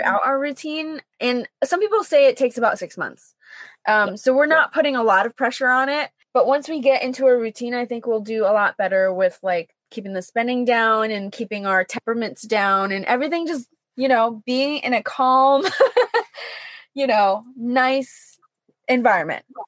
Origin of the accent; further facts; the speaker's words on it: East Hartford, Connecticut, United States; moved away as an adult; I'm from East mm-hmm. Hartford